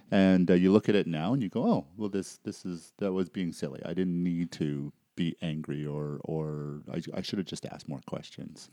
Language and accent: English; Surrey, British Columbia, Canada; moved away; I grew up in, uh, Surrey, B C